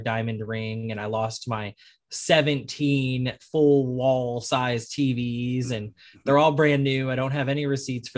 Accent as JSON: {"language": "English", "town": "Arlington", "region": "Texas", "country": "United States", "moved": "yes", "lives_now": "New Orleans, United States", "said": "I'm originally from Arlington, Texas"}